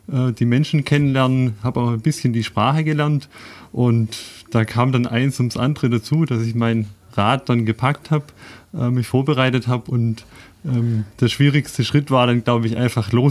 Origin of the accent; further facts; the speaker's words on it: Tübingen, Baden-Württemberg, Germany; Wenn ich mich vorstellen darf, ähm, ich komme aus Tübingen, äh, bin dort inzwischen Ingenieur bei einer Firma